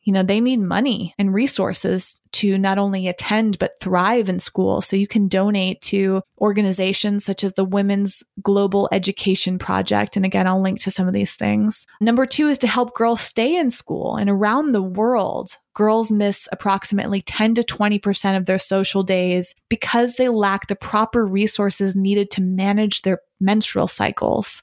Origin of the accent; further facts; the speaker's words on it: Massachusetts, United States; I am from Massachusetts and I am currently in Massachusetts.